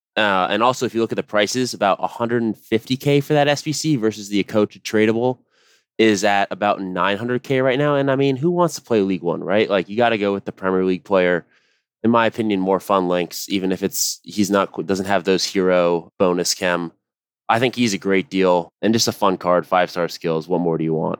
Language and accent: English; United States; as an American